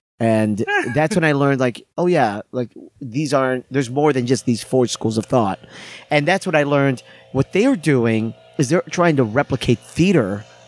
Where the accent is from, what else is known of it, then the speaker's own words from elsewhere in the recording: United States; And again, me being American improviser